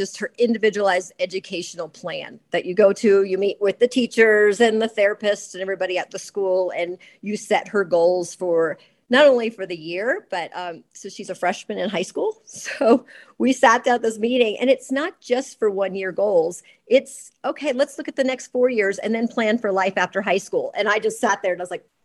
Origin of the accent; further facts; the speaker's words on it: Georgia, United States; moved away as an adult; I grew up in Georgia